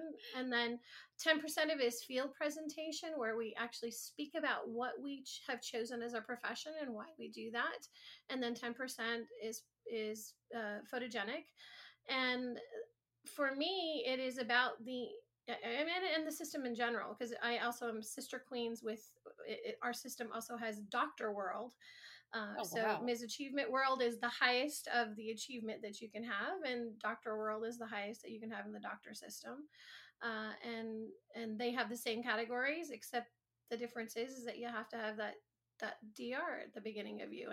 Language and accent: English; Michigan, United States; now in Miami, United States; I actually am originally from Michigan